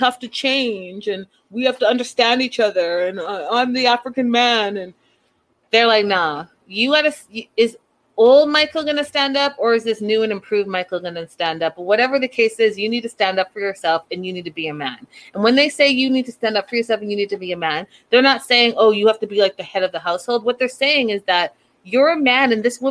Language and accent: English; Canada; as a Canadian